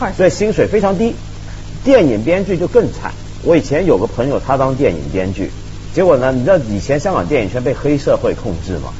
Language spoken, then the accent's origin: Chinese; Taiwan; 我小时候在台湾住嘛